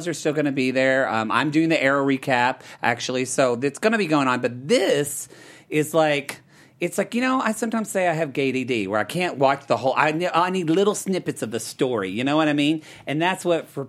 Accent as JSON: {"language": "English", "region": "Oklahoma", "country": "United States", "said": "I'm from Oklahoma"}